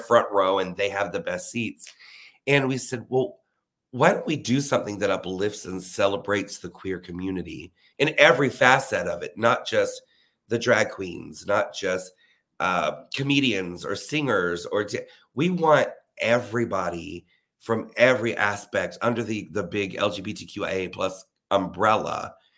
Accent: Leesburg, Florida, United States; now in Orlando, United States; I'm from Leesburg, Florida, which is an hour north of Orlando

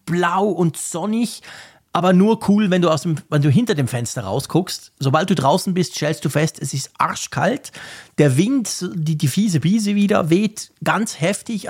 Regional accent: Bern, Switzerland; wir Berner

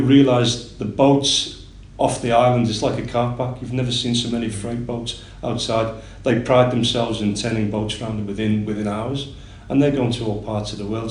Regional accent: Liverpool, North West England, United Kingdom; moved away as an adult; now in Singapore; I'm from Liverpool originally, um, and I started working with horses when I was about 11 or 12 years of age

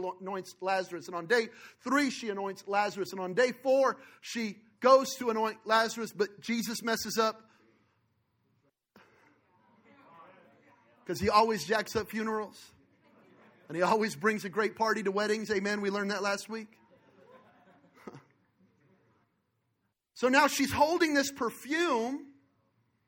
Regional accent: Belen, New Mexico, United States; I was born in Belen, New Mexico, in a trailer park

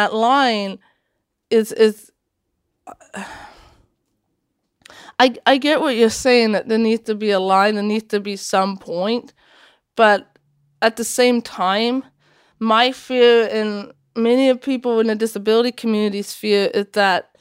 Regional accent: Washington, United States; English is a second language; also born or lived in Latvia; I came to Washington State

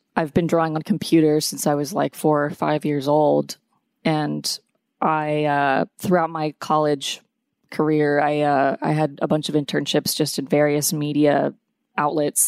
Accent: Atlanta, Georgia, United States; also born or lived in New York; I grew up in Atlanta

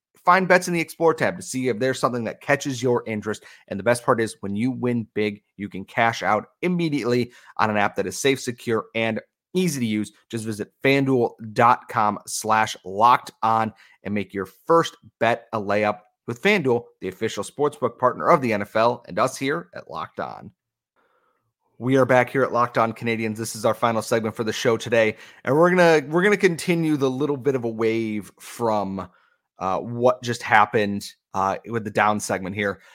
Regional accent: United States; as an American

